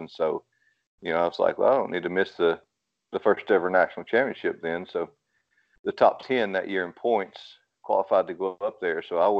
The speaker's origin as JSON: {"language": "English", "town": "Rome", "region": "Georgia", "country": "United States", "said": "I'm from Rome, Georgia."}